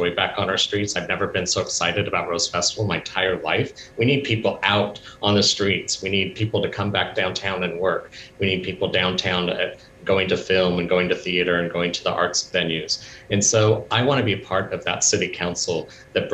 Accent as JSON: {"language": "English", "town": "Portland", "region": "Oregon", "country": "United States", "tie": "born or raised there", "said": "my hometown"}